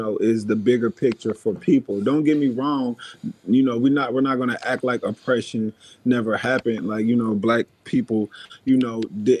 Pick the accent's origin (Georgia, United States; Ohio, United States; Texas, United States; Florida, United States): Ohio, United States; Dayton; But yeah, I grew up in Dayton, Ohio, though. Dayton, Ohio.